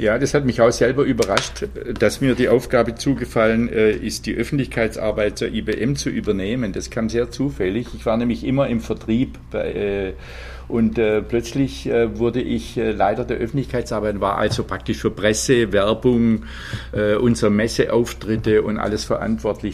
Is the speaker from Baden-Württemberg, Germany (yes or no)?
yes; Leonberg, Baden-Württemberg, Germany; also born or lived in Freiburg; eines Geburtsorts wie Leonberg